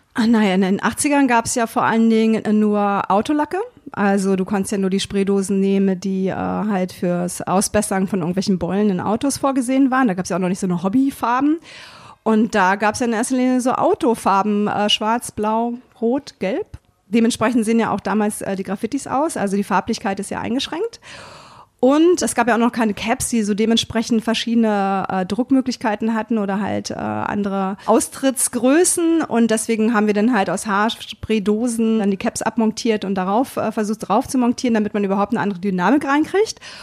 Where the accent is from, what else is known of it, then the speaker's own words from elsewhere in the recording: Berlin, Germany; now in Hannover, Germany; ich komme ja aus Berlin